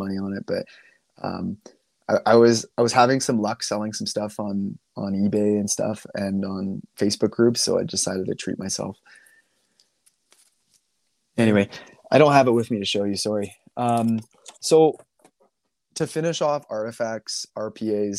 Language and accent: English; Canada; I'm Canadian